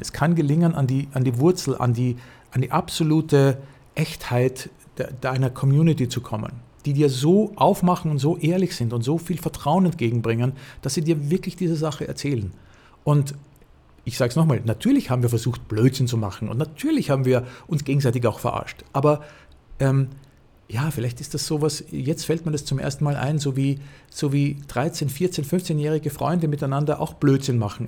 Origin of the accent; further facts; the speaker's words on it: Austria; moved away; dass ich als Österreicher